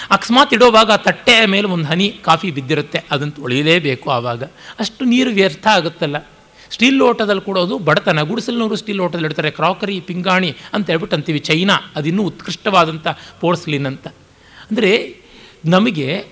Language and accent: Kannada; Kolar, Karnataka, India; ನಾನು ಕೋಲಾರದ ಕಡೆಯವನು ಪಕ್ಕ ಒಣ ಒಣ ಸೀಮೆಯವನು